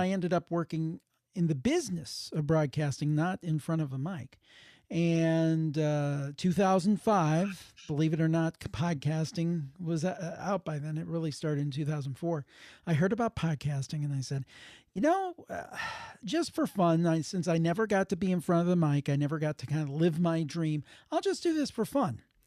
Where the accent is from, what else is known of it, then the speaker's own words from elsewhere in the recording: Cleveland, Ohio, United States; I'm from the Cleveland area